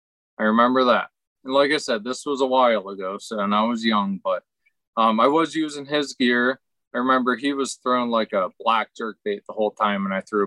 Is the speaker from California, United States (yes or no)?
no; Pennsylvania, United States; I grew up in Western Pennsylvania. You know, I mean, I grew up fishing.